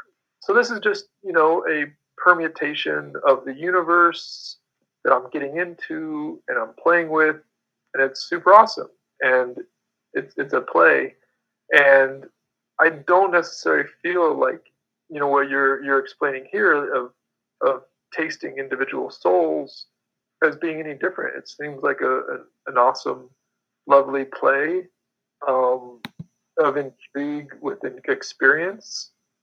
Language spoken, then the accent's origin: English; Denver, Colorado, United States; now in Moab, United States; In Denver, Colorado. Oh, yeah. Mostly.